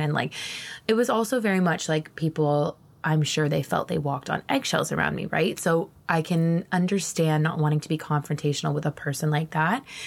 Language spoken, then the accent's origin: English; Ontario, Canada; moved away as an adult; also born or lived in Moncton, New Brunswick; the years that I'm describing right now were actually taking place in my hometown in Ontario